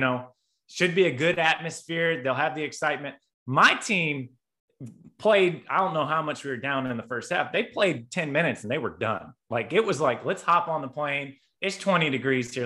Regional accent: Indiana, United States; my not my hometown team, but you know, the team from my home state

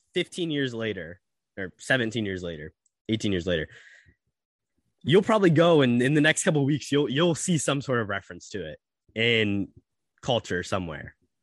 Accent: Central Indiana, United States; I'm from, you know, kind of Central Indiana

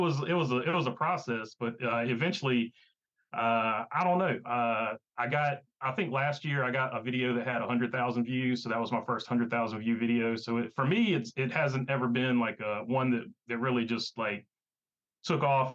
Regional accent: South Boston, Virginia, United States; where I grew up around South Boston, Orange County, and Ace Speedway were the local short tracks that I went

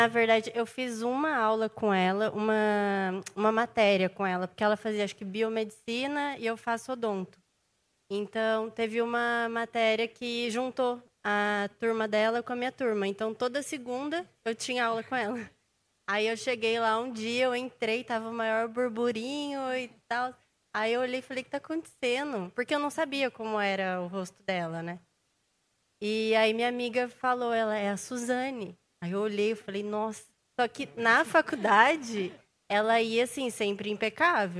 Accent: Taubaté, São Paulo, Brazil; Eu sou de Taubaté

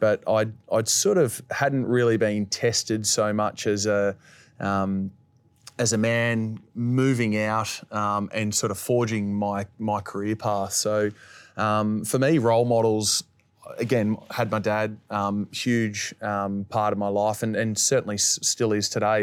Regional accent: Finley, New South Wales, Australia; I was once a kid growing up in Finley

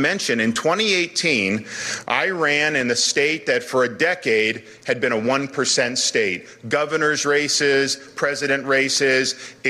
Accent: Florida, United States; I was born and raised in Florida

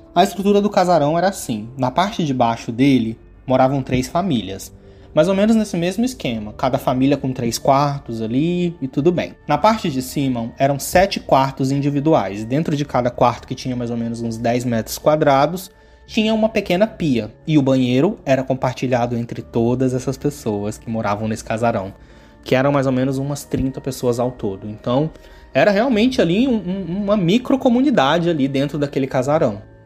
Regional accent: Goiânia, Goiás, Brazil; moved away as an adult; now in Rio de Janeiro, Brazil; eu sou natural de Goiânia e atualmente eu moro no Rio de Janeiro.

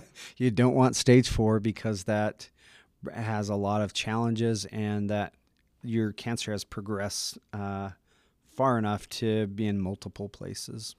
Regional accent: Utah, United States; I'm from Utah, local

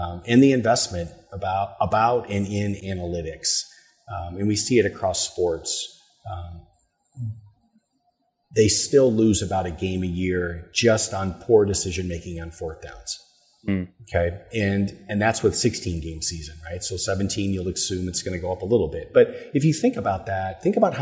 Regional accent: Michigan, United States; also born or lived in Houston, Texas; now in Louisville, United States; I'm from Michigan.

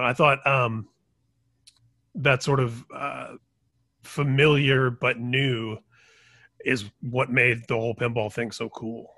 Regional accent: Indiana, United States; I grew up in Indiana

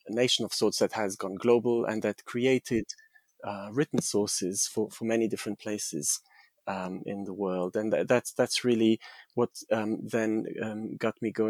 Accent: Germany; also born or lived in Hungary / France / Portugal; I was born in Hungary. My mother was Hungarian, my father is German, but I grew up between Germany, France, and Portugal.

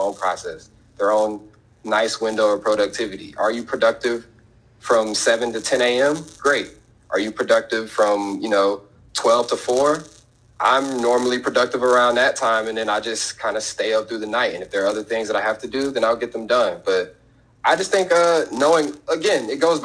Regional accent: Chicago, Illinois, United States; I was born in Chicago

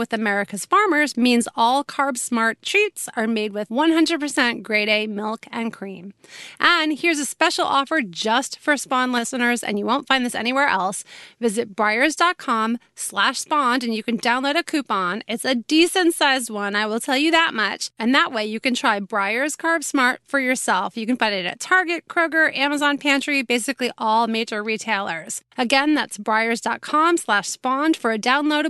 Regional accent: New York City, New York, United States; my childhood right there was growing up on that street

